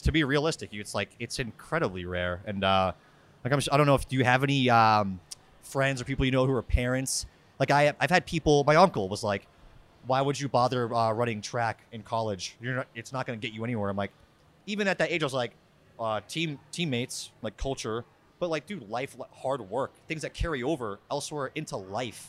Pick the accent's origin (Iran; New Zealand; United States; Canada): United States; Worcester, Massachusetts; I'm from Worcester.